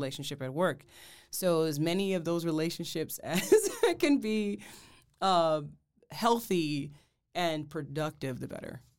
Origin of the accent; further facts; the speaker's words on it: Detroit, Michigan, United States; moved away; I'm originally from Detroit, Michigan